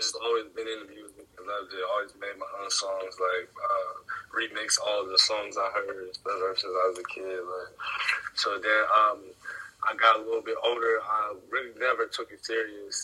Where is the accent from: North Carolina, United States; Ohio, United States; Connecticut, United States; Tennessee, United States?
Ohio, United States; near Pittsburgh